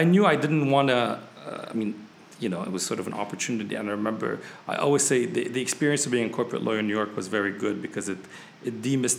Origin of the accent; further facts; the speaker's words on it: Beirut, Beirut Governorate, Lebanon; moved away as an adult; now in Paris, France; grew up in a country, I grew up in Lebanon during the war.